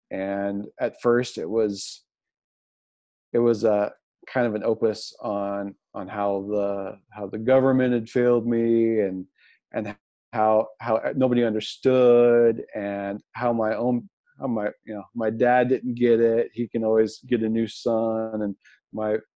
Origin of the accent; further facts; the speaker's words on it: Jackson, Missouri, United States; Uh, Jackson, Missouri.